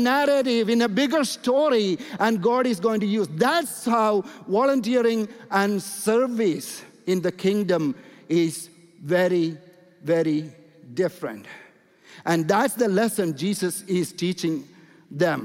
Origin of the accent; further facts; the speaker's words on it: India; And I'm coming from India